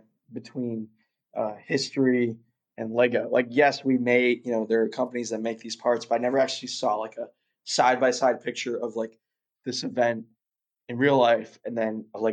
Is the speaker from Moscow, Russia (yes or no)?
yes; Moscow, Russia; born there; I was born in Russia. I was born in Moscow.